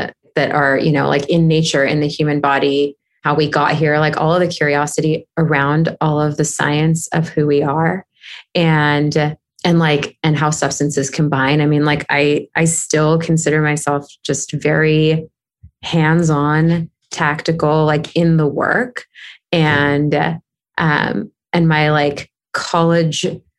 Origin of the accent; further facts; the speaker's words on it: Southern California, United States; now in Los Angeles, United States; I grew up in Southern California